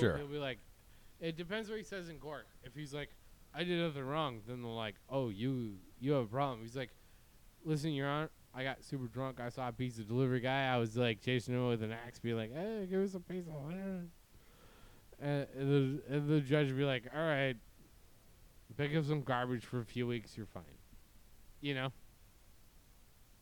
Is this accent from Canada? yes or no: yes; Winnipeg, Manitoba, Canada; now in Newport Beach, United States; It's Winnipeg, man. My hometown